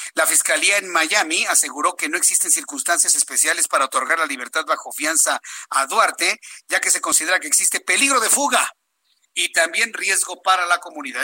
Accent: Mexico

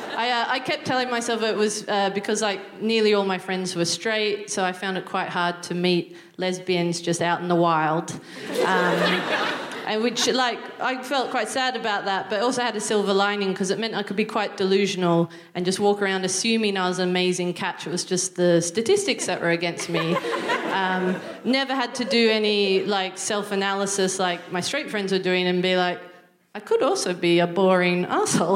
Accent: Newcastle, New South Wales, Australia; moved away as an adult; now in United Kingdom; I'm from um, Newcastle, which is just north of Sydney.

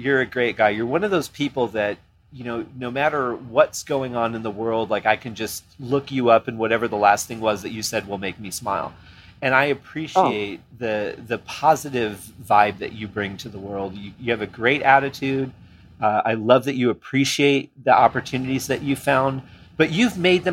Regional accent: Michigan, United States; moved away; I'm from Michigan

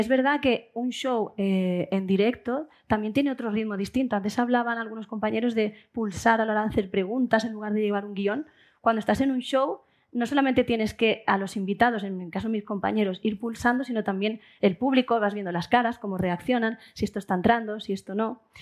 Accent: Seville, Andalusia, Spain; moved away; que se note que soy sevillana en algo

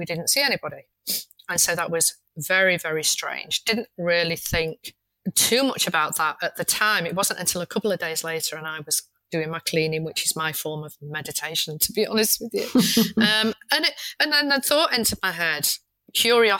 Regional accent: Manchester, North West England, United Kingdom; moved away; I'm originally from Manchester

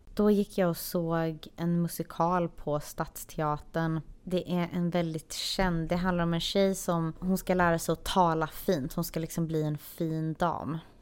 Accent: Sweden; moved away as an adult; now in Los Angeles, United States; vi är de två enda svenska i butiken

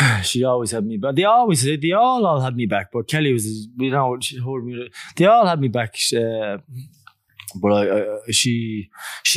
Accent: Dublin, Leinster, Ireland; moved away as an adult; also born or lived in Australia; I grew up in Greenford, Clondalkin

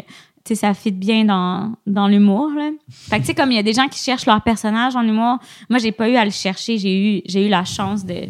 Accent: Quebec, Canada; accent: Quebec; nous, les Québécois

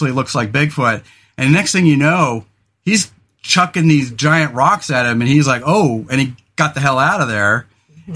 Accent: California, United States; now in Oregon, United States; we grew up in California

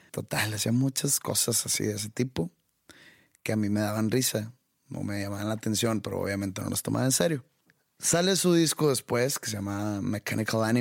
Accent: Mexico; no merecemos ese tipo de shows nosotros como mexicanos y como católicos

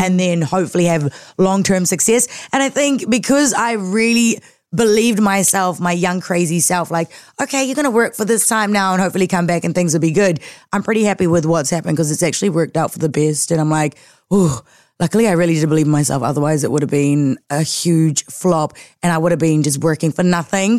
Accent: Auckland, New Zealand; born and raised in South Auckland

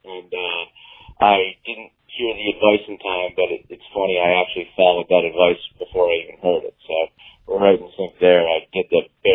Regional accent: Austin, Texas, United States; I'm calling from a hotel room, but I'm from Austin, Texas

